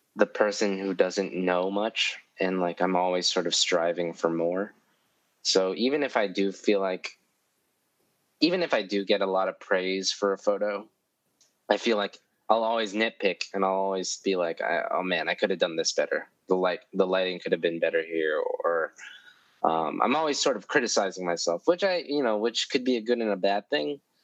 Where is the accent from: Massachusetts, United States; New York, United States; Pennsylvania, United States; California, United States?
New York, United States; New York City; I grew up in East Harlem. Uh, like my childhood was all in East Harlem